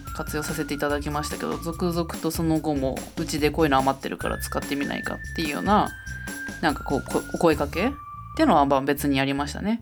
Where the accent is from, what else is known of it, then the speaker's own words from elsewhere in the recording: Tokyo, Japan; moved away as an adult; now in Tono, Japan; 東京で生まれ育ちましたけども